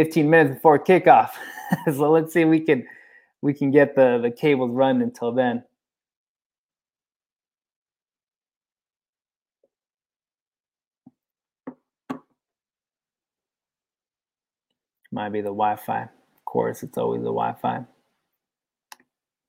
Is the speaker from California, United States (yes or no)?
yes; San Francisco, California, United States; I was born and raised in the Mission in San Francisco